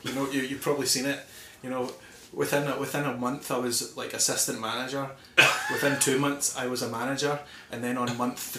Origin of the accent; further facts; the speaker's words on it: Paisley, Scotland, United Kingdom; moved away as an adult; also born or lived in Darwin, Australia; now in New Zealand; I'm from Paisley in Scotland.